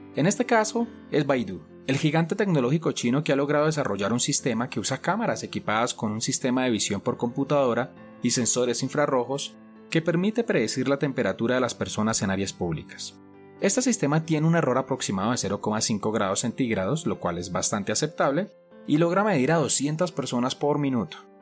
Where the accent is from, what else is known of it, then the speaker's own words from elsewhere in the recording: Colombia; en mi país, Colombia